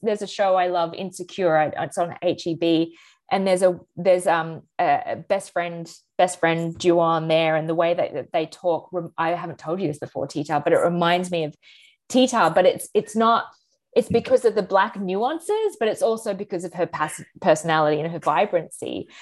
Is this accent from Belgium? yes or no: no; Australia; moved away as an adult; now in United States; as an Australian, you know, moving to America eight years ago